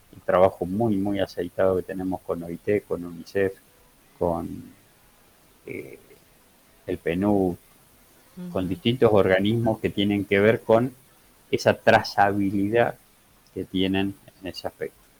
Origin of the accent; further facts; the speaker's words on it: Campana, Buenos Aires Province, Argentina; yo soy oriundo, nací, soy en Campana